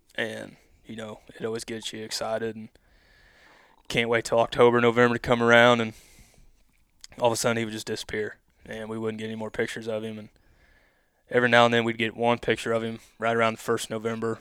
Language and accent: English; Odessa, Missouri, United States; I grew up here in Odessa, Missouri